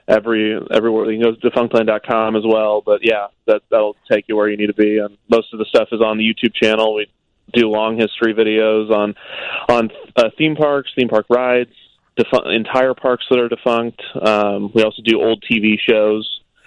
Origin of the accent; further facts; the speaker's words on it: Kansas City, United States; I grew up in Kansas City